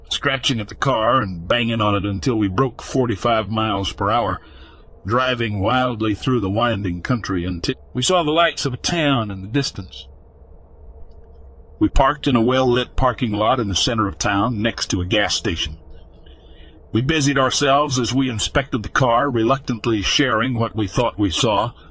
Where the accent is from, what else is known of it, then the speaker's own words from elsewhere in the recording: Texas, United States; I grew up and live in West Texas.